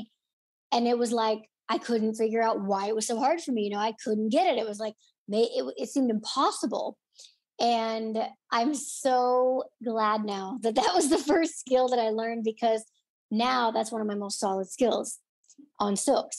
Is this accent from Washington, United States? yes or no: no; Illinois, United States; moved away as an adult; also born or lived in Orlando, Florida / Los Angeles, California; I grew up in Illinois, so I was 15 hours away from home